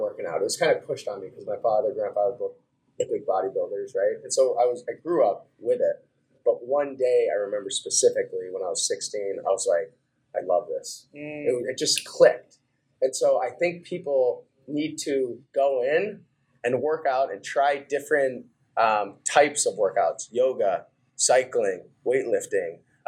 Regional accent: New Hampshire, United States; also born or lived in Idaho; So I ended up growing up in New Hampshire from age of five

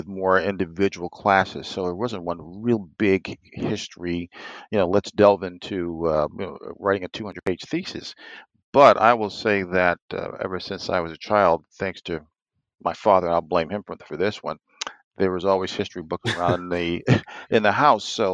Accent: United States; being an American

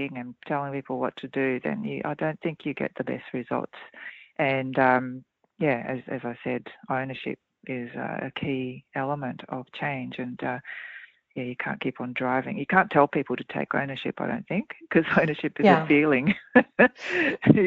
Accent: Australia; accent: Australian; also born or lived in Japan; I am Australian, though, as I'm sure people can hear in my accent

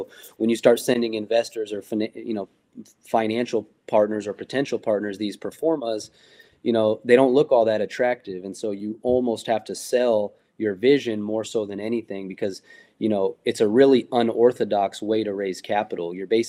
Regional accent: West Coast, United States; from me personally, growing up on the West Coast, I've been lucky enough to be involved in some of the earlier events

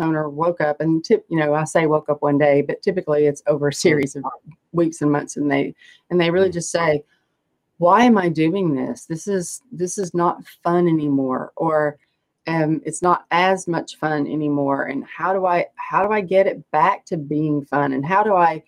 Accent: East Tennessee, United States; now in Raleigh, United States; I grew up in East Tennessee

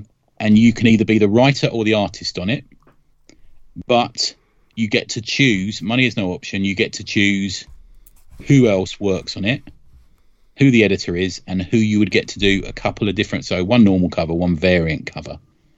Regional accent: New Jersey, United States; born there; I was born in New Jersey.

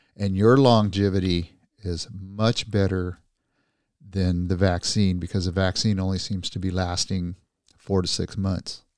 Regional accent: California, United States; as a Californian

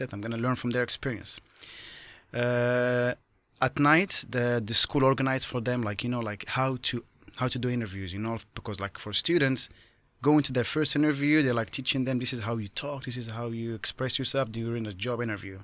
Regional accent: Morocco; moved away as an adult; as a kid growing up in Morocco

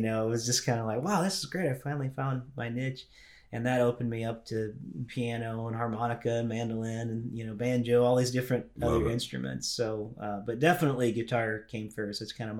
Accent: Louisville, Kentucky, United States; also born or lived in Indiana / Tennessee; Well, I was born in Louisville, Kentucky. And because my dad was a pastor, we moved a lot. So I kind of grew up in Kentucky, Indiana. We lived Tennessee for a bit.

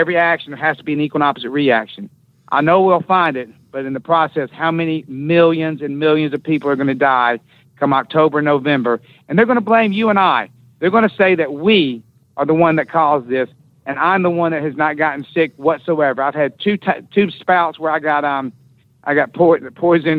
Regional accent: Southeastern United States, United States; I'm going to stay in my hometown and in my Southeastern United States

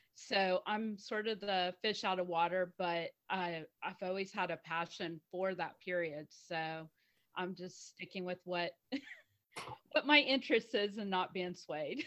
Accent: United States; also born or lived in Houston, Texas; I'm the American of the group. I'm in Houston, Texas

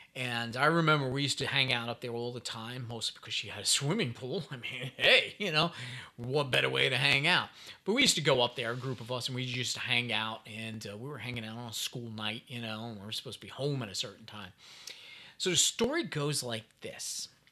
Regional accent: New York City, New York, United States; I'm from New York City

